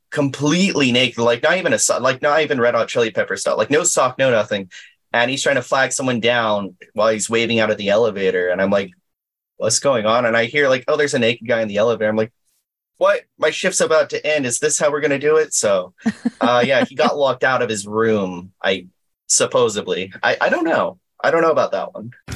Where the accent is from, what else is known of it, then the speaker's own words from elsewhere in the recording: Inland Empire, California, United States; also born or lived in Anaheim, California; I've lived here all my life here in the Inland Empire